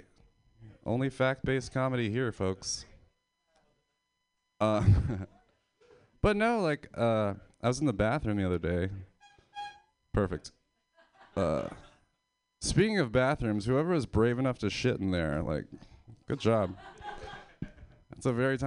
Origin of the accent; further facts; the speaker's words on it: Pennsylvania, United States; I'm from Pennsylvania